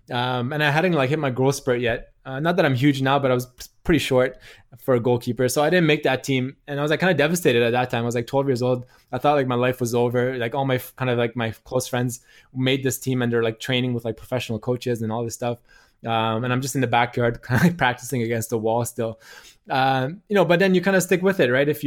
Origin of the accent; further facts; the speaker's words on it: Canada; He's like, "Oh, your accent. Like, where are you from?" I'm like, "Oh, I'm from Canada."